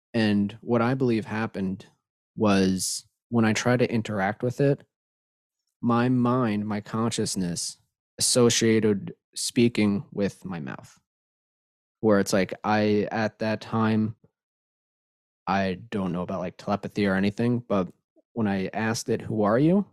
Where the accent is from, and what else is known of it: Long Island, New York, United States